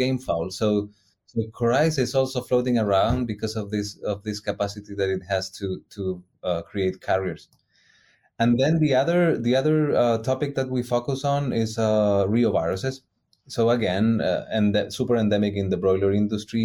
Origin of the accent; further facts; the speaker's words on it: Chile; moved away as an adult; now in Davis, United States; I'm originally from South America.